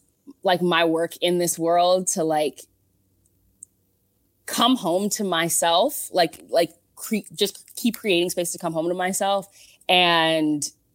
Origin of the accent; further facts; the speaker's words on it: Minneapolis, Minnesota, United States; I'm from Minneapolis, and, my family is from Liberia